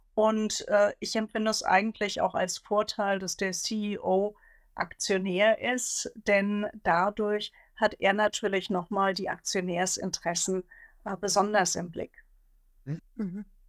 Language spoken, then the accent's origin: German; Hesse, Germany; Also ich bin gebürtige Hessin